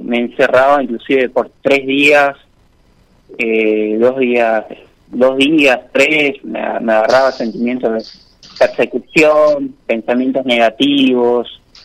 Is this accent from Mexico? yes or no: no; Posadas, Misiones, Argentina; Soy de Posadas. Posadas Misiones